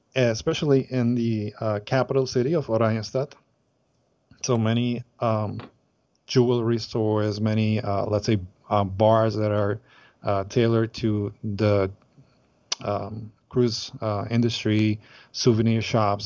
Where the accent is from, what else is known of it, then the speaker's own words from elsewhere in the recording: Aruba; we're from Aruba